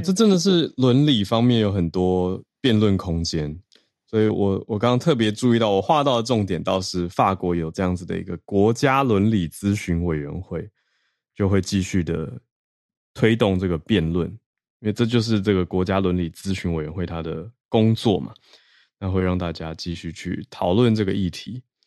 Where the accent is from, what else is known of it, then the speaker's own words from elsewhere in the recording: Taiwan; 我来自台湾